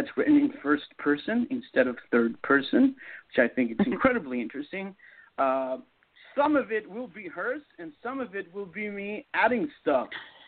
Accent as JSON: {"language": "English", "town": "Toronto", "region": "Ontario", "country": "Canada", "tie": "born there", "also_born_or_lived": "Seattle, United States", "said": "I was born in Toronto, but I spent 8 years in the Seattle area, which is where all my novels are set."}